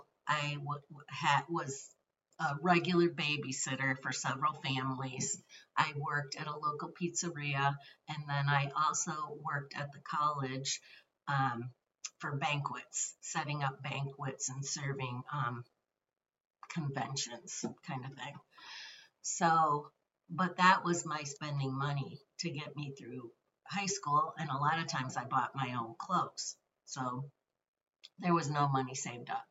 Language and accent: English; southern Michigan, United States; I was born and raised in southern Michigan.